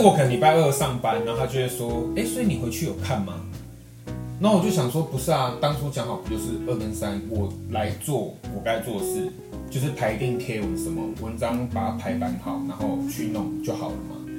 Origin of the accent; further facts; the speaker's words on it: Taiwan; 我觉得身为台湾人